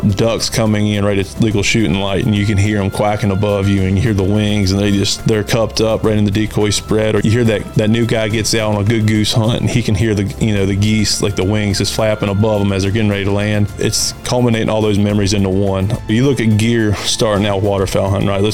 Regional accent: Shenandoah Valley, Virginia, United States; also born or lived in Halifax County, Virginia; I grew up in the Shenandoah Valley

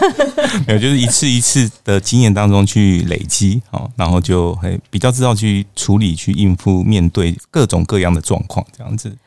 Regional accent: Taiwan; 我们台湾人还蛮喜欢的巴厘岛

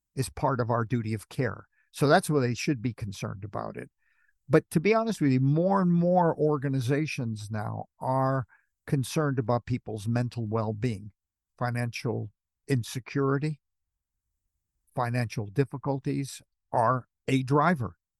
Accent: Los Angeles, California, United States; also born or lived in Manchester, United Kingdom; now in United Kingdom; you can tell from my accent, I come from Hollywood.

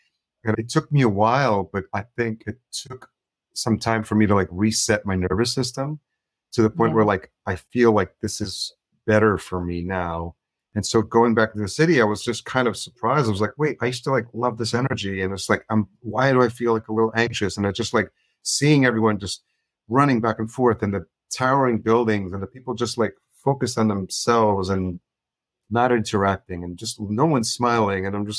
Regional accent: Yonkers, New York, United States; I grew up in Yonkers, just as a New York City.

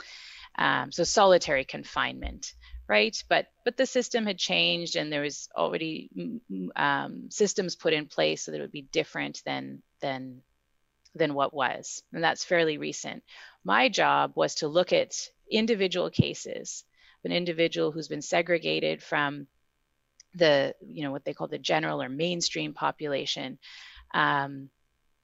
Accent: Winnipeg, Manitoba, Canada; I've lived elsewhere, but I'm from Winnipeg and I'm back in Winnipeg and have been for a long time.

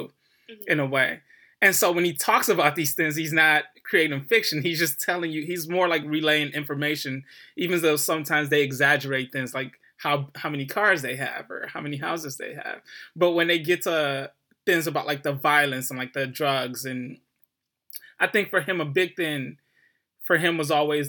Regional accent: Detroit, Michigan, United States; I grew up in Detroit, inner city Detroit

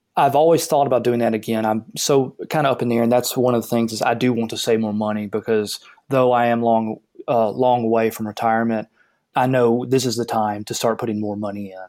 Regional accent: the South, United States; I grew up in the South

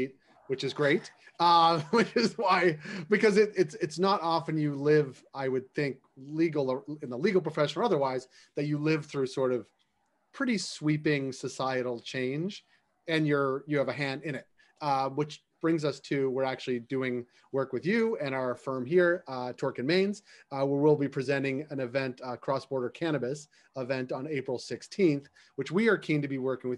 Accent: Massachusetts, United States; moved away; also born or lived in Atlanta; I'm from Massachusetts, and there are still some very old laws in the books that restrict certain activity on Sunday. Growing up, there were no stores are open on Sunday.

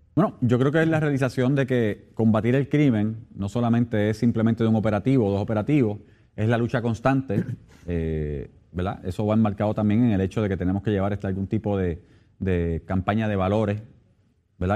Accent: Puerto Rico

